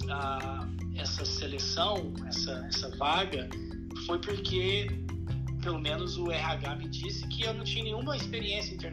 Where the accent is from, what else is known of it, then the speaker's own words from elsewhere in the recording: Uberlândia, Minas Gerais, Brazil; mudamos para uma cidade em Minas Gerais, no Triângulo Mineiro, chamada Uberlândia, que é a minha casa, é onde eu cresci, fui para escola, formei e virei um profissional da área de publicidade e propaganda.